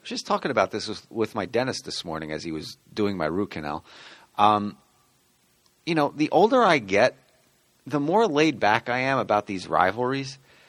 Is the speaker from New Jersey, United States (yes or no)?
yes; South River, New Jersey, United States; my hometown of South River